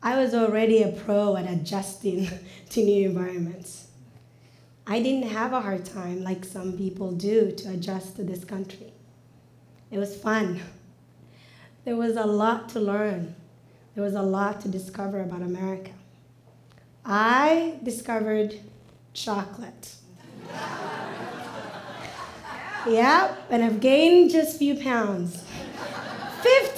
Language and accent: English; Mogadishu, Banaadir, Somalia; now in United States; Growing up in Mogadishu, in a large family